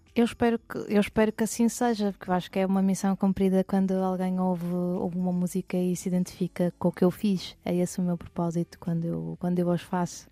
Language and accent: Portuguese; Porto, Norte, Portugal; also born or lived in Lisbon; eu sou do Porto